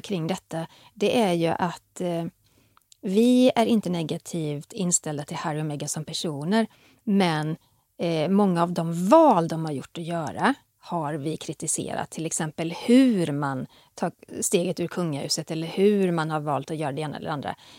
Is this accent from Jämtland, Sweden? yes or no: no; Västergötland, Västra Götaland, Sweden; Jag är från Västergötland